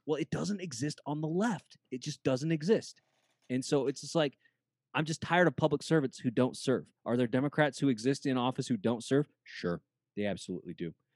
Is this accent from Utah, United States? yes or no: yes; Utah, United States; I'm from Utah